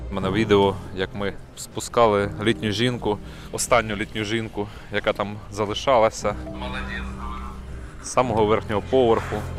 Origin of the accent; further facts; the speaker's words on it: Kharkiv, Kharkiv Oblast, Ukraine; це моє рідне місто Харків. Я тут народився, виріс